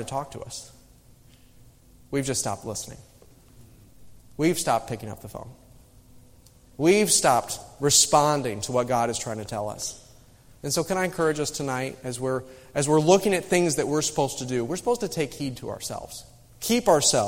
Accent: Midwest, United States; moved away; I grew up in the Midwest

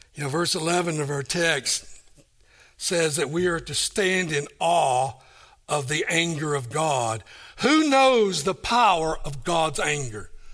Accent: Kingsport, Tennessee, United States; moved away; also born or lived in Johnson City, Tennessee; I was born and raised here in Kingsport.

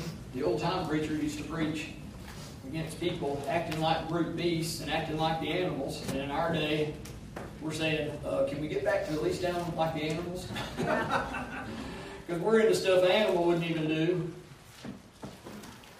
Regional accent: United States; I'm an American.

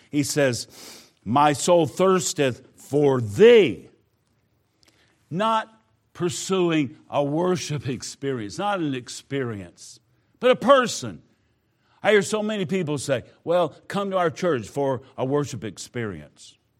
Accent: Southwest Georgia, United States; moved away; I grew up in Georgia, not the part you are in. I was down Southwest Georgia

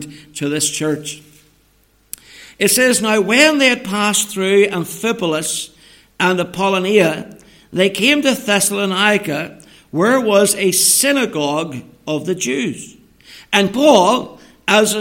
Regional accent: Northern Ireland, United Kingdom; moved away as an adult; now in England, United Kingdom; coming back home to Northern Ireland from England is that I can speak to you all in my mother tongue.

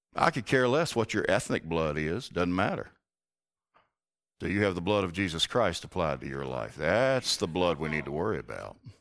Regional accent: the South, United States; I grew up in the South

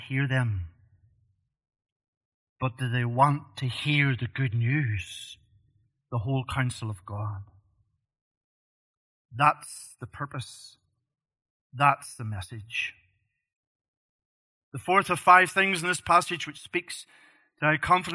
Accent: Northern Ireland, United Kingdom; moved away; I grew up in Northern Ireland as a young man

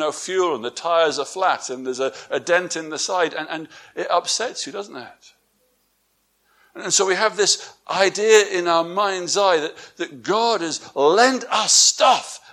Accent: England, United Kingdom; moved away; my wife and I, we're from England

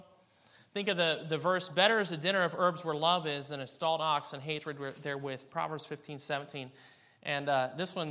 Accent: Kansas, United States; I was born in Kansas.

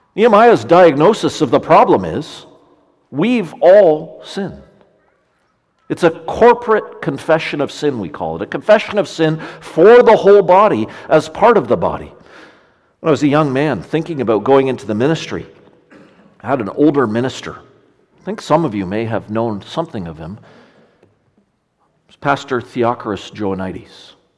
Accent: Ontario, Canada; in Ontario, where I'm from

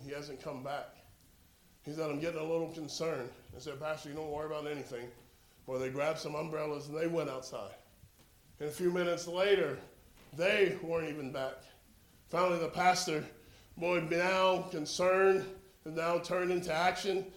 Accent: Florida, United States; we're from Florida

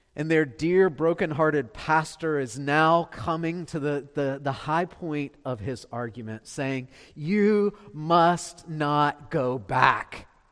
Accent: Beaufort, South Carolina, United States; I'm from Beaufort

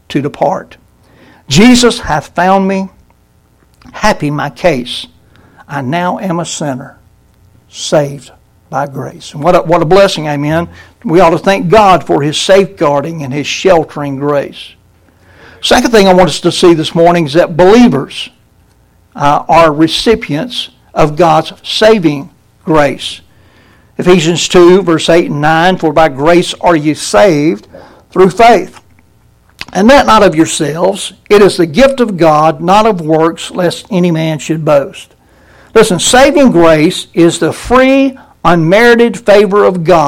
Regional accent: Brunswick, Georgia, United States; I grew up in Brunswick

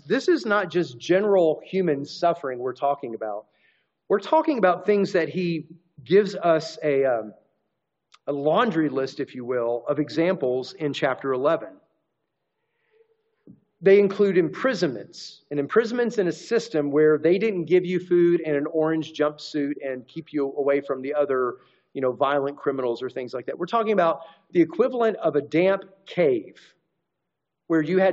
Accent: United States; our rights as American citizens

